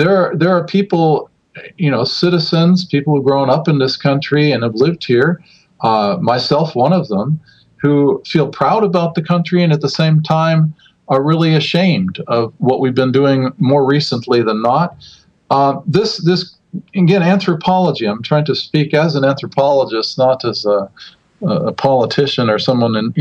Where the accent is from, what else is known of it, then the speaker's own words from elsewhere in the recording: United States; also born or lived in Southern California; now in Finland; as an American living in Finland, or as an American period